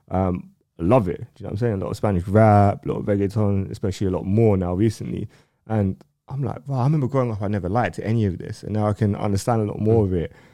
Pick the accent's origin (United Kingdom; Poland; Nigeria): United Kingdom; London; me growing up in North